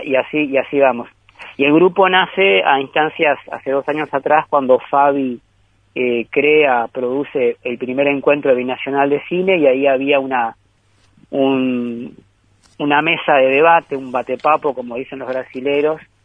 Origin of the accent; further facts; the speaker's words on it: Rivera, Uruguay; a nosotros los riverenses